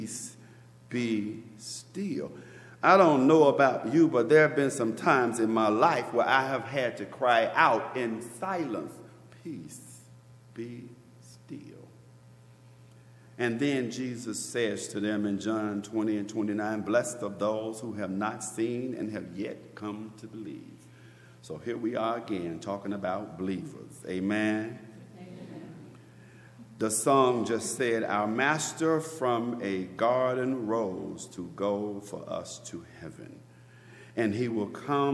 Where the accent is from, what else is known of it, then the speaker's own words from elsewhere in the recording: Memphis, Tennessee, United States; now in Maryland, United States; I'm from Memphis, Tennessee, the South